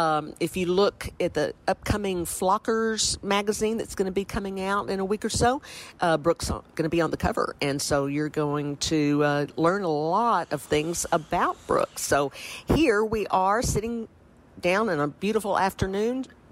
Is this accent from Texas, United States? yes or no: yes; Port Aransas, Texas, United States; I'm sitting in my hometown. I'm in Port Aransas, Texas